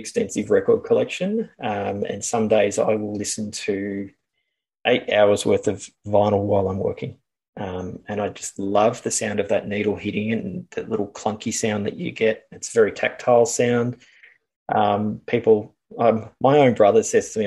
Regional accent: Australia; I'm Australian

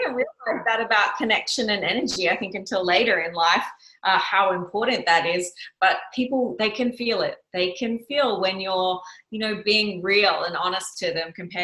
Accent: Yeppoon, Queensland, Australia; my mom lured me back to my hometown of Yeppoon

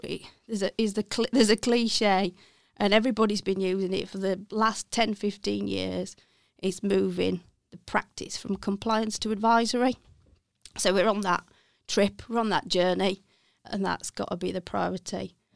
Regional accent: Walsall, West Midlands, United Kingdom; accent: Brummie; moved away as an adult; now in Sheffield, United Kingdom; I am a, a Bromé, so I originally come from Walthall.

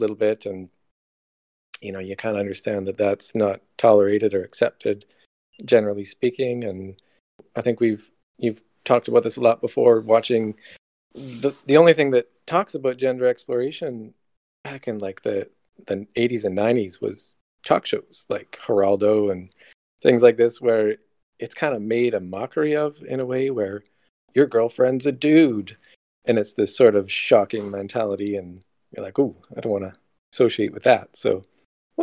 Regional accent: Canada; accent: Canadian; So I'm from Canada, up north.

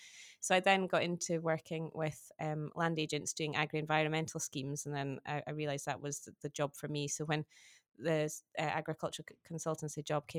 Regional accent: Berwickshire, Scotland, United Kingdom; also born or lived in Aberdeen; so I'm from a farming family in the Borders, not actually too far from where John and Louise farm. So I'm from Berwickshire originally.

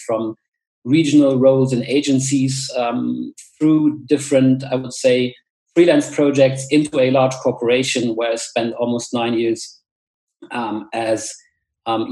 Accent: village near Koblenz, Rhineland-Palatinate, Germany; moved away as an adult; now in Munich, Germany; I grew up in a super small village, I would say, somewhere in a western forest close to Koblenz in the River Rhine Valley

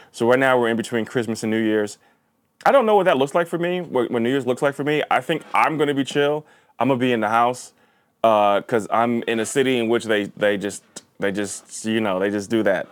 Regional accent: Linden, New Jersey, United States; also born or lived in New York City; my main schooling in New Jersey was in a, a, basically a Polish town, uh, Linden, New Jersey

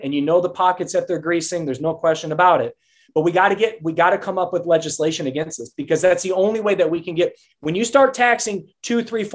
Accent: Detroit, Michigan, United States; I come from South Detroit

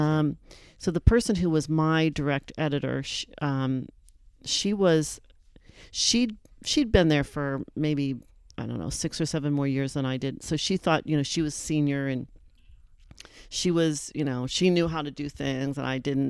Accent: Erie, Pennsylvania, United States; moved away; I was from Erie

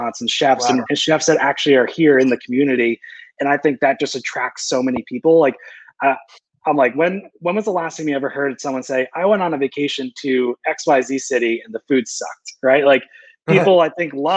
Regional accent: Connecticut, United States; moved away as an adult; now in Nashville, United States; born and raised in Connecticut

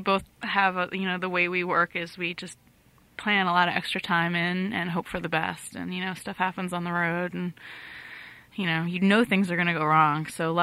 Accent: Fairfield, Connecticut, United States; also born or lived in San Francisco area; now in San Francisco, United States; I grew up here in Fairfield, Connecticut

